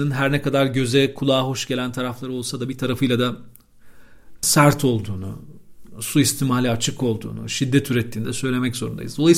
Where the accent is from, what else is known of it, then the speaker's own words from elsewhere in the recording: Istanbul, Turkey; İstanbul'un çok eski semtlerinden bir tanesinde doğup büyüdüm ben bizim Haydar semti.